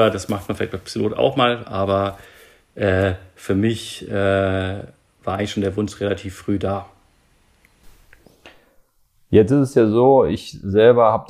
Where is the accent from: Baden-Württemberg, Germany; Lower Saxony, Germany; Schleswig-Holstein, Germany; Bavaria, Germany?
Bavaria, Germany; Nuremberg; born there; geboren in Nürnberg